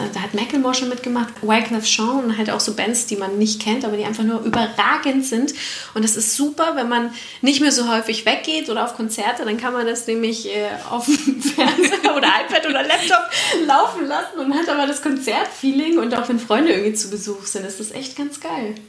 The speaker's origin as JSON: {"language": "German", "region": "Franconia", "country": "Germany", "tie": "born or raised there", "said": "ich bin hier in Franken aufgewachsen"}